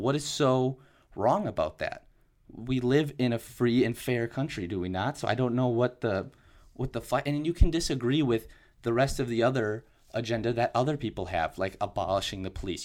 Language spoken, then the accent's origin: English; Wisconsin, United States; my home state of Wisconsin